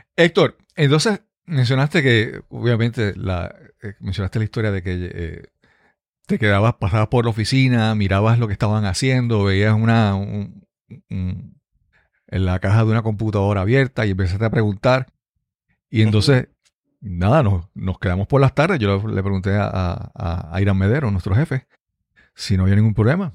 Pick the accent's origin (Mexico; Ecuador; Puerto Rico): Puerto Rico; Yabucoa; viajaba de San Juan a Yabucoa, a mi pueblo